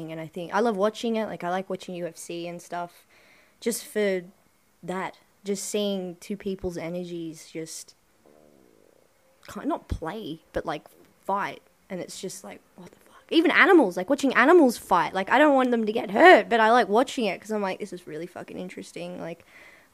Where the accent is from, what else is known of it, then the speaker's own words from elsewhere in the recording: Sydney, New South Wales, Australia; moved away as an adult; now in Melbourne, Australia; I grew up in Western Sydney and it's not the nicest area